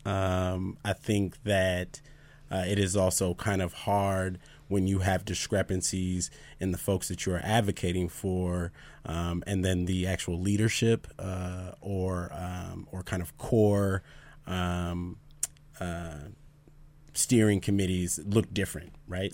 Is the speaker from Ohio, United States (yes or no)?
no; Minneapolis, Minnesota, United States; now in Idaho, United States; I'm actually from South Minneapolis